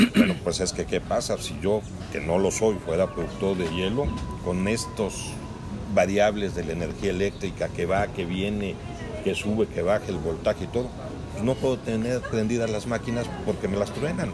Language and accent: Spanish; Querétaro, Mexico; somos muchos queretanos